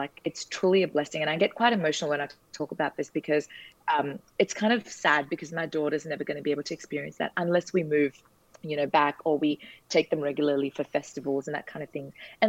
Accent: India; now in Newcastle, Australia; being Indian, or having been lived in India and then moving here

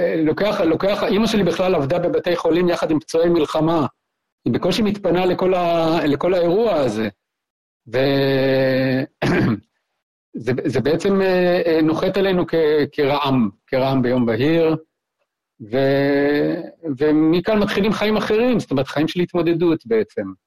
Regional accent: Central District, Israel; also born or lived in Kibbutz Hefziba; אמא שלי התחתנה מחדש ועברנו לקיבוץ פלמחים על חוף הים

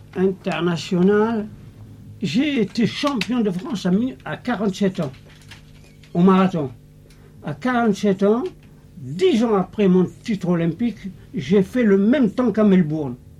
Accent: Algeria; moved away as an adult; je suis né en Algérie. Hein. Vous voyez comment ça se passait là-bas. C'est très très pauvre. Alors, l'adolescence pauvre

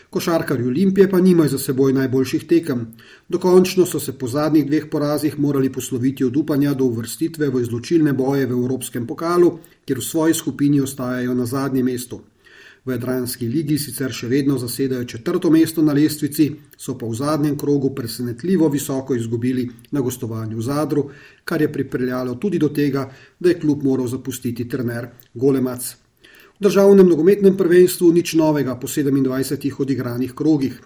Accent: Slovenia

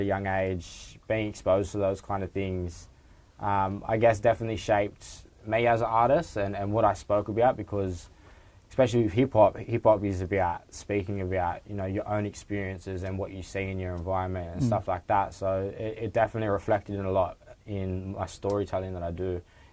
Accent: Sydney, New South Wales, Australia; also born or lived in Woolloomooloo; I've grown up on Bidjigal land in Maroubra in Sydney, southeast.

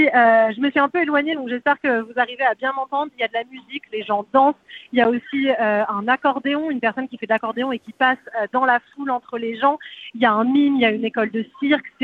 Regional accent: France; now in Melbourne, Australia; des gens qui sont fascinés par la culture française, par notre accent euh, extrêmement charmant

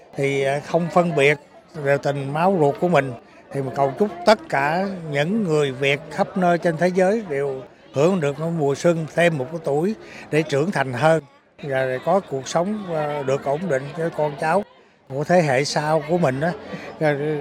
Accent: Vietnam; moved away as an adult; now in Melbourne, Australia; cái quê hương của mình

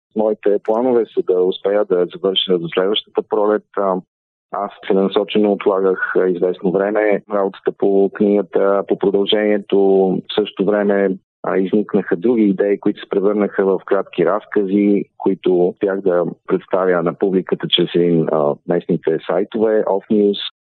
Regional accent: Bulgaria

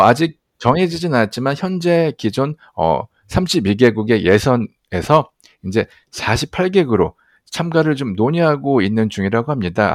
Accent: South Korea; 또 한국 사람으로서도 아시안으로서

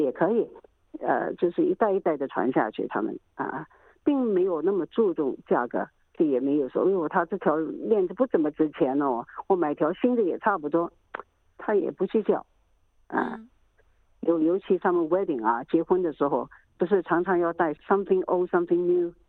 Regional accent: Hong Kong; moved away as an adult; also born or lived in Shanghai, China; now in Melbourne, Australia; 在上海出生的。小学没毕业的时候是四年班的时候吧，就到香港去了。 呃，然后在香港住了十年呗， 在， 在香港长大了，可以这么说。 呃，然后到澳大利亚，之后就一直在澳大利亚了

